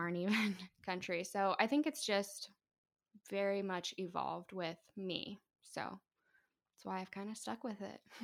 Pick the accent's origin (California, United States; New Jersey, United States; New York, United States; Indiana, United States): Indiana, United States; Larwell; also born or lived in Fort Wayne, Indiana; I was born in Fort Wayne, but I grew up in the most part near, like, South Whitley. It's a little town called Larwell with my mom